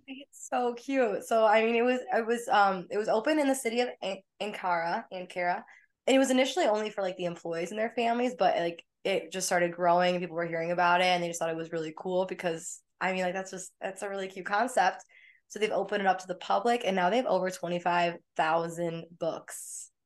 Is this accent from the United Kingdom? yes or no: no; United States; as like an American.